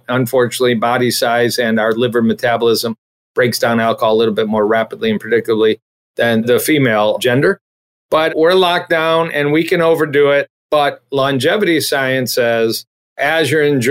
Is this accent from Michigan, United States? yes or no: yes; Detroit, Michigan, United States; I'm from Detroit or Michigan